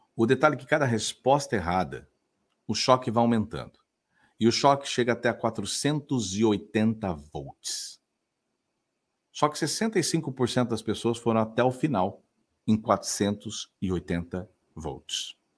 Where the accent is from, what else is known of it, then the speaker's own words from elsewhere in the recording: Sertãozinho, São Paulo, Brazil; now in Florianópolis, Brazil; Eu sou interior ah. de é. São Paulo, sou nascido em Sertãozinho, lá de Ribeirão Preto, mas estou em Floripa